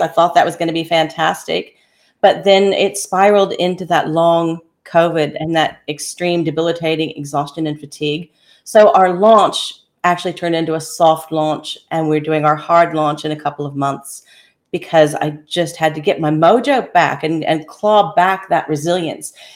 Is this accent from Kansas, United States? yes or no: yes; Kansas, United States; also born or lived in Daintree rainforest, Queensland, Australia; now in Australia; I was born and raised in Kansas, and then ended up transplanted in Australia